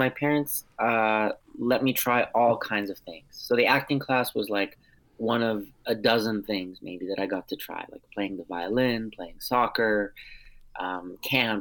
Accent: United States; first language Armenian; English is a second language; I'm a first generation American, but I'm also 100% Armenian on both sides. My parents, who are both Armenian, met in the Boston area

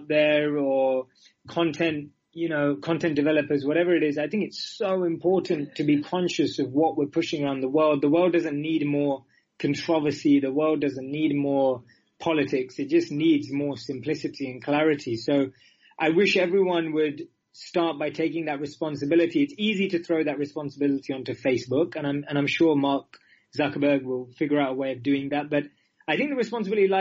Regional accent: London, United Kingdom; moved away as an adult; also born or lived in India; now in New York, United States; I grew up in London, but my mother is from the Emirates and my father is from southern India in Mangalore.

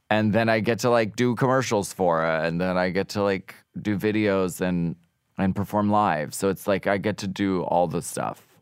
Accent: Pennsylvania, United States; And I'm from Pennsylvania, so like I could drink pretty much anyone under the table.

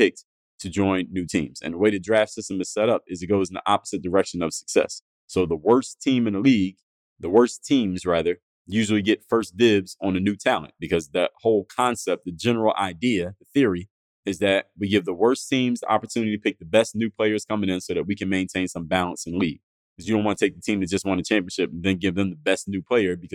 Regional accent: Philadelphia, Pennsylvania, United States; my hometown, Philadelphia

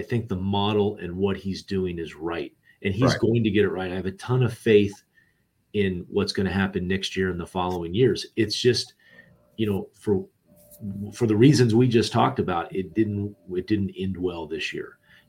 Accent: California, United States; I grew up in the Bay Area. I used to go up there for tournaments all the time.

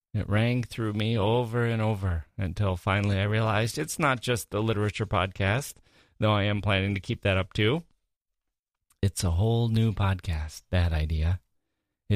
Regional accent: Wisconsin, United States; moved away as an adult; also born or lived in Chicago / Europe / Asia / Michigan; now in Washington, D.C., United States; I grew up in Wisconsin, the Midwest

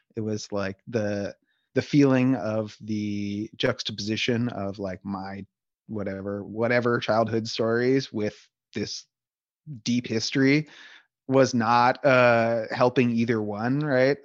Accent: Palo Alto, California, United States; I grew up in Palo Alto, California, mostly from age eight to eighteen

